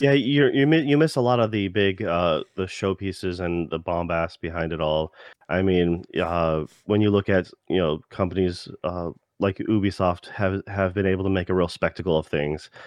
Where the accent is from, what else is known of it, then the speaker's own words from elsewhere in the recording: United States; being an American